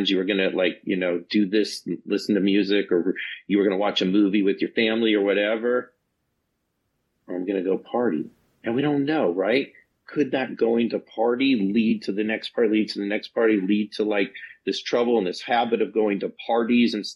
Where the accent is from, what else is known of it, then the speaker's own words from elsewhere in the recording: Reno, Nevada, United States; also born or lived in Northern California; I grew up in Reno, Nevada, and Northern California